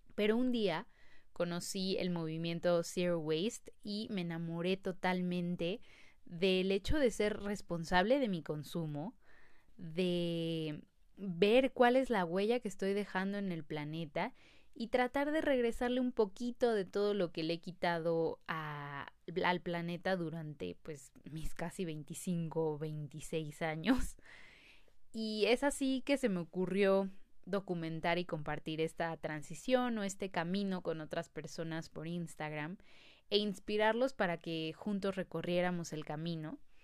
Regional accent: Mexico City, Mexico; nací en la Ciudad de México y tengo 25 años.

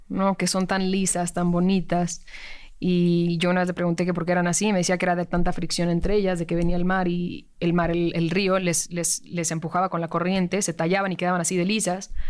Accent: Mexico City, Mexico; born or raised there

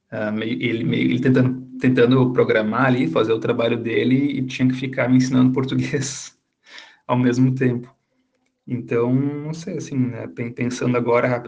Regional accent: Caxias do Sul, Rio Grande do Sul, Brazil; crescendo em Caxias, que fica na Serra Gaúcha, e que é um lugar muito frio.

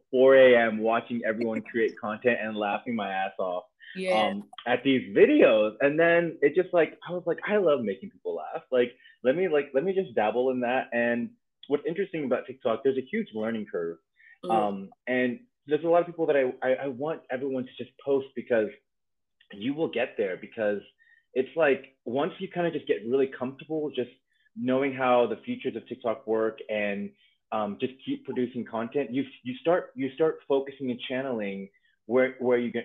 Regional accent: Maryland, United States; now in Washington State, United States; I am from Maryland, born and raised, but I'm currently living in Washington State

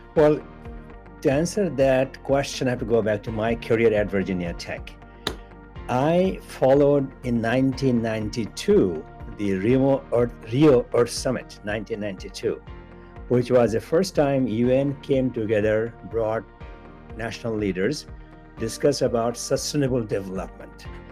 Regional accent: Bangladesh; moved away; I was born in Bangladesh, a developing country.

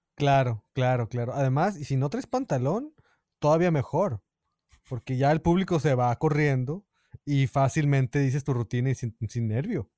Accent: Mexico; moved away as an adult; cuando me fui de México lo hice solo

